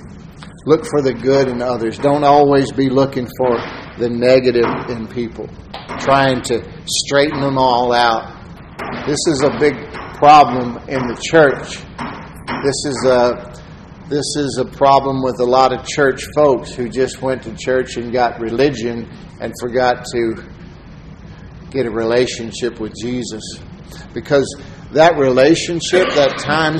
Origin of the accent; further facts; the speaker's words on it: Texas, United States; I'm a Texan